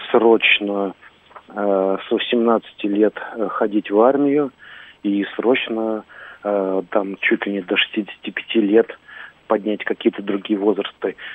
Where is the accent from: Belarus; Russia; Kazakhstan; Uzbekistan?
Russia; Moscow; я москвич, мне 56 лет.